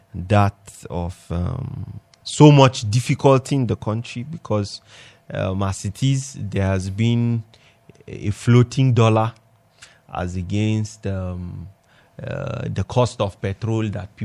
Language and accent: English; Nigeria; I'm a Nigerian.